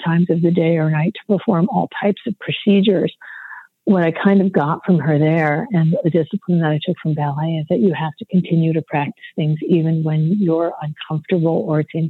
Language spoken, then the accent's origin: English; Detroit, Michigan, United States; moved away; I grew up in Detroit, which was this real economic powerhouse for African Americans